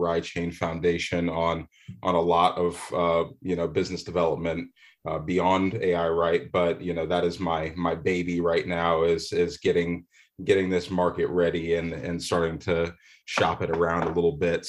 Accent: Manchester, New Hampshire, United States; I grew up in Manchester, New Hampshire

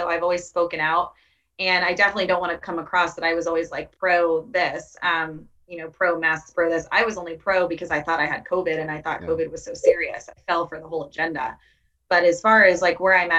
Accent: Tampa, Florida, United States; I'm from Tampa

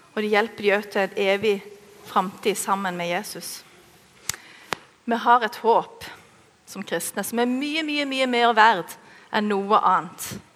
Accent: Norway; oss norske

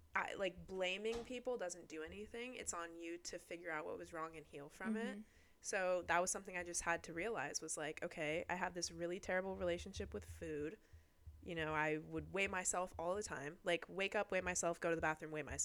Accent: Midwest, United States; I'm from the Midwest

